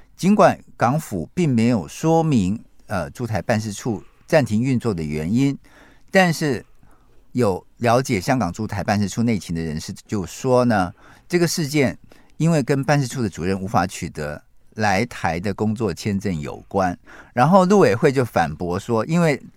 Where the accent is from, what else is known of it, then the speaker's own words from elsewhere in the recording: Taiwan; 我们台湾人